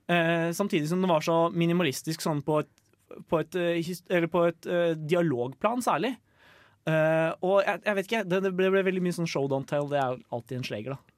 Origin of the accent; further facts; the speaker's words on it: Lillehammer, Innlandet, Norway; now in Trondheim, Norway; jeg kommer jo fra Lillehammer